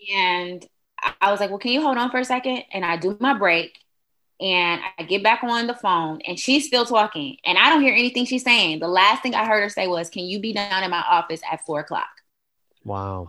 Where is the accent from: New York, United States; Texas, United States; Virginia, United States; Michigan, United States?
Michigan, United States; Detroit; moved away as an adult; also born or lived in Huntsville, Alabama; I am originally from Detroit, Michigan, and I ventured on down to Huntsville, Alabama in 2000